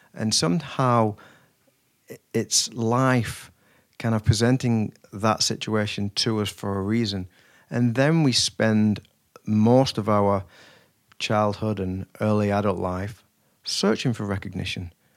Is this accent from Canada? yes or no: no; Wigan, North West England, United Kingdom; I was raised in Wigan